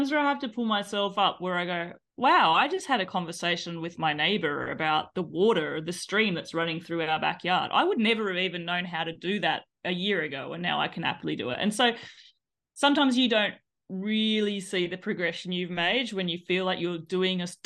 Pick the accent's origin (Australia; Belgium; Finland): Australia; moved away as an adult; also born or lived in Ireland; now in Pyrenees, France; I am, as you can tell from my accent, I am from Australia originally. But uh, in 2020, my husband and I made the big move